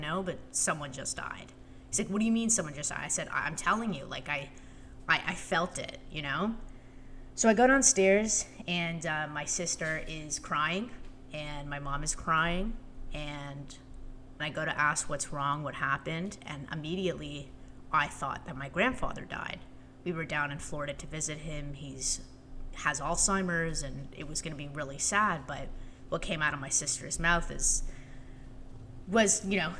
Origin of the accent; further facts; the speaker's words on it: Toronto, Ontario, Canada; moved away as an adult; now in Washington, D.C., United States; I lived in Toronto, grew up there, had a really great childhood